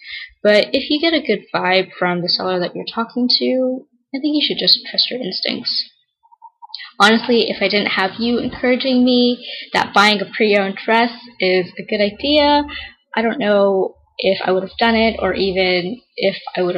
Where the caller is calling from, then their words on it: California, United States; I'm calling you from California.